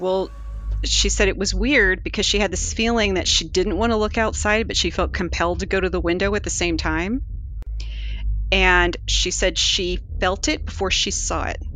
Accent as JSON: {"language": "English", "region": "Virginia", "country": "United States", "tie": "born or raised there", "said": "I grew up in Virginia"}